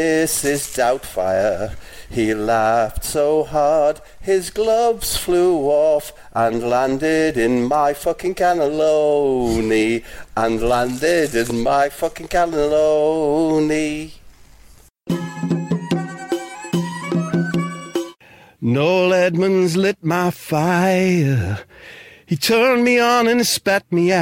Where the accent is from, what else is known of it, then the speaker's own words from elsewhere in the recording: Middlesbrough, North East England, United Kingdom; I was born in Middlesbrough, which is known as Soul Town.